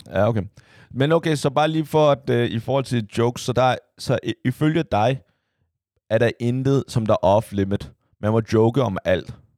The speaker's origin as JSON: {"language": "Danish", "town": "Copenhagen", "region": "Capital Region of Denmark", "country": "Denmark", "tie": "born or raised there", "said": "jeg voksede op ude på Amager"}